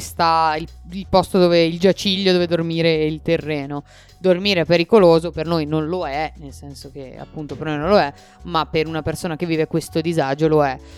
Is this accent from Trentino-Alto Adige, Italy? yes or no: yes; Bolzano, Trentino-Alto Adige, Italy; noi che siamo di Bolzano